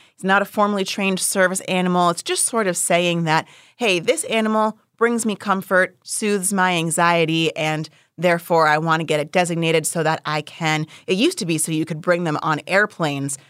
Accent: Philadelphia, Pennsylvania, United States; I'm a Philadelphian. I am going to celebrate with my city

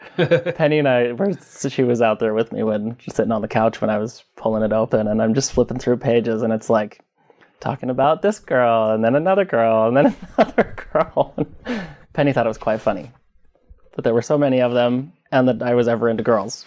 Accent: Southeast Idaho, United States; also born or lived in Twin Falls, Idaho / Pocatello, Idaho; Born and raised in Idaho. Born in Twin Falls. Grew up in Southeast Idaho.

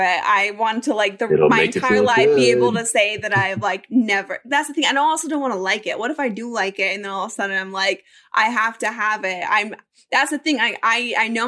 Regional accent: Colorado, United States; I grew up in Colorado and my family snowboards and they ski

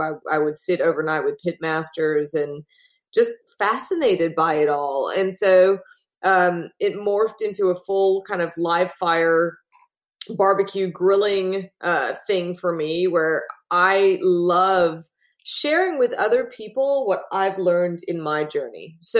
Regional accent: Australia; accent: hybrid; now in Austin, United States; So I'm originally from Australia, which is why I have a very strange hybrid accent, but I live in Texas now, in Austin, Texas.

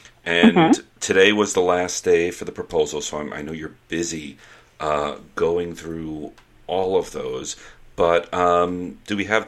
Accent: New York City, New York, United States; I grew up in New York City in the 80s.

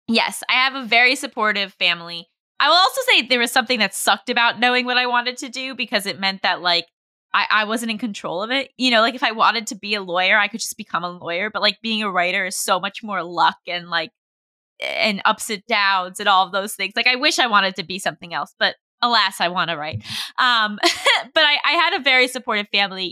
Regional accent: New York, United States; I grew up in New York

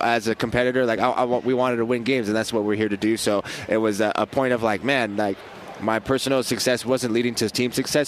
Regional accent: Las Vegas, Nevada, United States; born there; this is my hometown in Las Vegas. I was born out here.

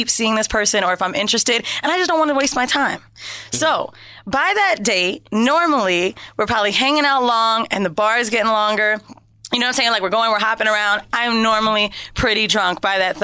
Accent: Orlando, Florida, United States; So we're from Orlando

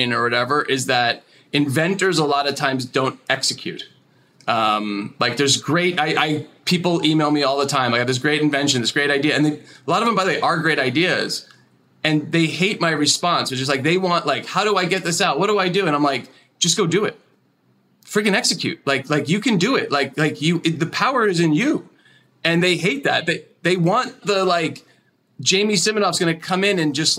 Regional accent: New Jersey, United States; I grew up in like kind of horse country in New Jersey

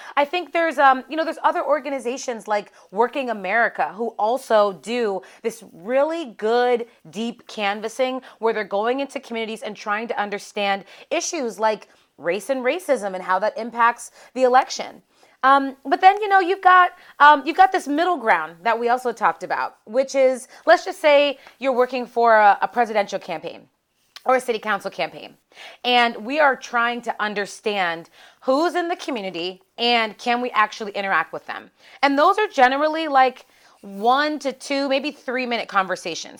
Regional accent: Pittsburgh, Pennsylvania, United States; So I'm from Pittsburgh, Pennsylvania. And so growing up, in a Rust Belt town

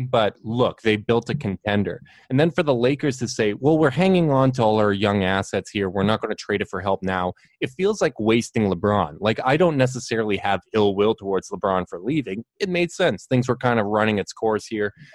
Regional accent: Winnipeg, Manitoba, Canada

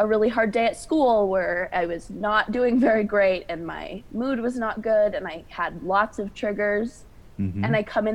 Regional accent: Montana, United States; I'm from Montana. I've lived here my whole life.

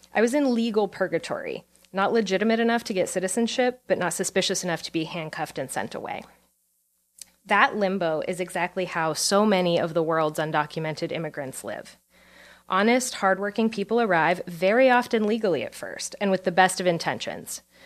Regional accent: Pennsylvania coal country, United States; moved away; I was born in Pennsylvania coal country

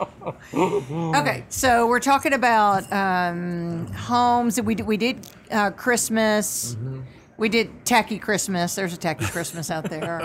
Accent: Newark, New Jersey, United States; also born or lived in Roselle Park, New Jersey; I was born in Newark, so some of those are my people

